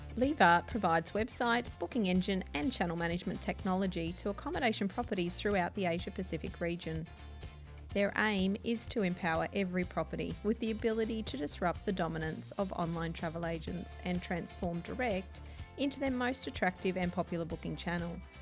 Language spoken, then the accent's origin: English; Gold Coast, Queensland, Australia; also born or lived in Brisbane; I was born in Brisbane, but I've always lived on the Gold